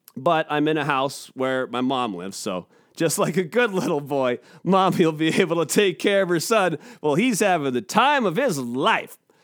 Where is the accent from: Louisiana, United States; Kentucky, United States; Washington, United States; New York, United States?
Washington, United States; Seattle; I'm a Seattle guy